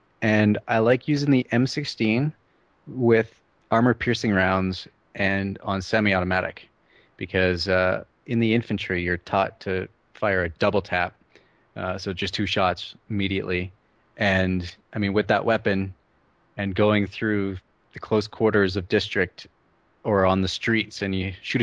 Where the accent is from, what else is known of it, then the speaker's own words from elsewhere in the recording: Canada; I'm Canadian